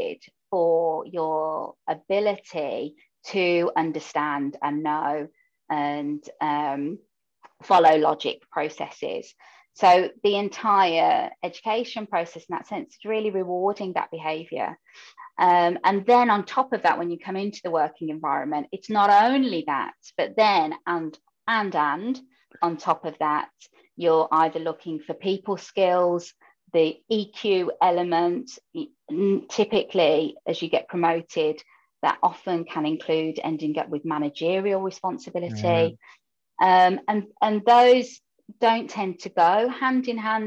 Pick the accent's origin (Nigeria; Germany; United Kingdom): United Kingdom; Birmingham, West Midlands; first language English; now in Netherlands; you can hear from my voice that I'm from the UK and Birmingham specifically, if anybody's from there. And English, therefore, is my first language and native language.